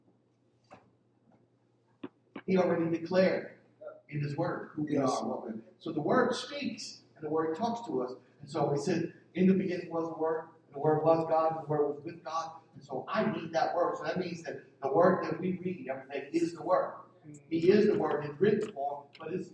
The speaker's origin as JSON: {"language": "English", "town": "Philadelphia", "region": "Pennsylvania", "country": "United States", "tie": "born or raised there", "said": "I'm from North Philly"}